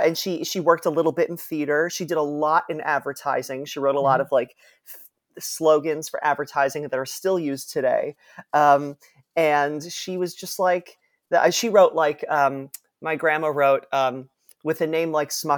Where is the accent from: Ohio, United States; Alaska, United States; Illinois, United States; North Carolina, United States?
Ohio, United States; Cleveland; So I was born in Cleveland, Ohio. Mm-hmm. Which was very lovely and suburban and fine.